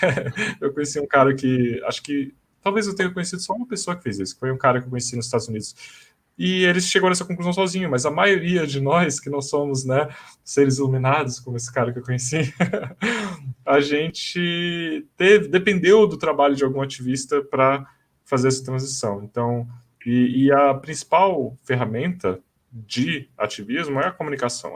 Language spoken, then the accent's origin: Portuguese; Brasília, Federal District, Brazil; eu sou de Brasília